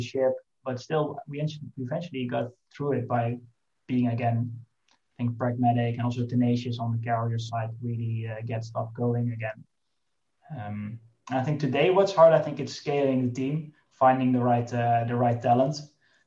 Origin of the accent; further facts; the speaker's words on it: Netherlands; we are from the Netherlands, we have a relatively small, I would say, home market